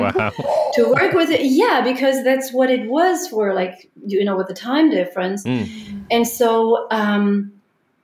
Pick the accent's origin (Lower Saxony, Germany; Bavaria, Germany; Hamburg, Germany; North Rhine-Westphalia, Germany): Bavaria, Germany; Munich; moved away; in Munich in my hometown